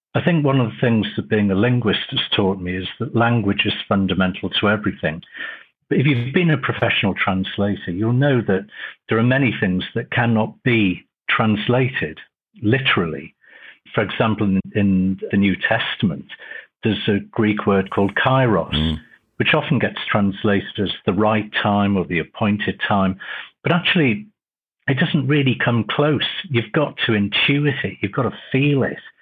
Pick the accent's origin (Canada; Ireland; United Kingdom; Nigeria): United Kingdom; Liverpool, North West England; also born or lived in Cheltenham / Croydon / Bradford; now in Leeds, United Kingdom; Originally, I'm from Liverpool, so I'm a Liverpool fan